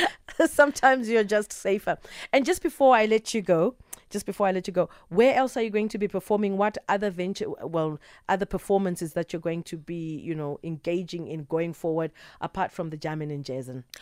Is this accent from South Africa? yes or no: yes; South Africa; I'm South African